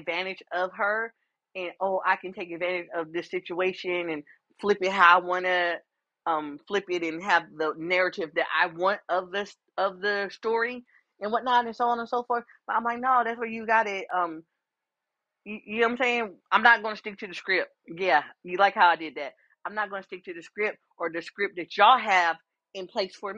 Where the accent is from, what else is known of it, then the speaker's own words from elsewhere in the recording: Columbus, Ohio, United States; moved away; also just being from Columbus, Ohio